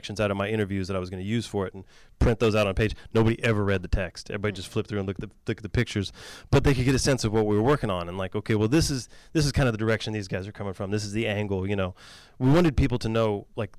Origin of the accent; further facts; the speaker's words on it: Galveston, Texas, United States; also born or lived in Houston; I grew up in Galveston. I grew up around the dialect